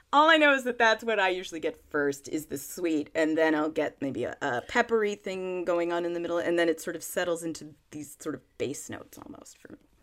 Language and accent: English; Monterey County, California, United States; Petit Paisson Winery in Monterey County in California. That sounds very fancy, but it's actually just my hometown winery.